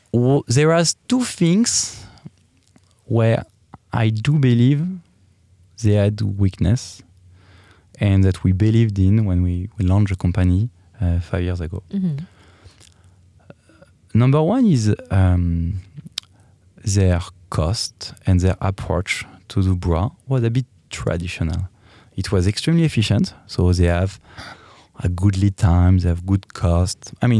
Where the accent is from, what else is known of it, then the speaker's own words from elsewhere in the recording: Paris, Île-de-France, France; English is a second language; I'm from France, as you can hear. And I'm from Paris, so the Parisian.